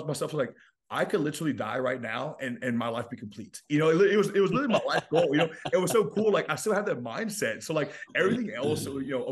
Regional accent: Louisiana, United States; I'm from Louisiana

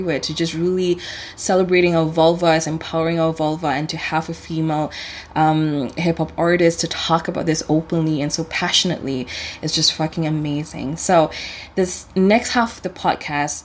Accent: Sabah, Malaysia; I'm from Sabah.

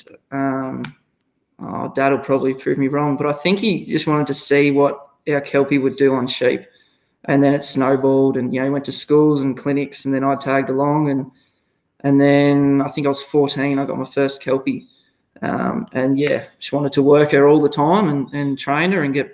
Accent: Victoria, Australia; moved away as an adult; now in Kangaroo Mountain, Australia; I'm originally from Victoria, didn't grow up on a farm, lived in a rural area

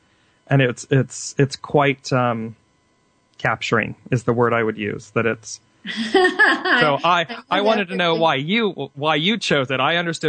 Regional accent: Midwest, United States; also born or lived in Clayton, New Mexico; I grew up in the Midwest for a little bit and lived in Clayton, New Mexico for some time.

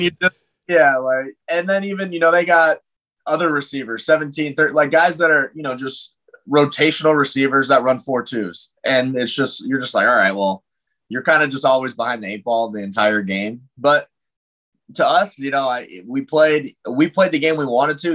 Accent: Thousand Oaks, California, United States; I go home to Thousand Oaks, you know, California, even though most people think I'm Canadian

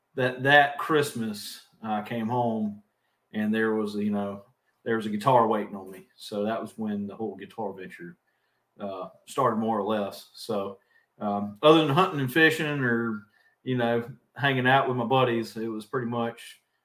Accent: South Carolina, United States; We didn't have a stoplight. We got one recently, so now we are a one-stoplight town.

